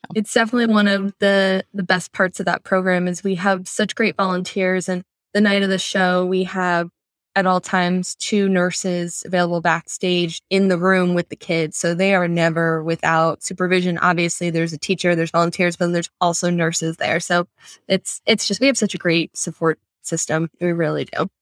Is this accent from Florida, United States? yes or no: yes; Sanford, Florida, United States; now in Orlando, United States; I grew up in Sanford.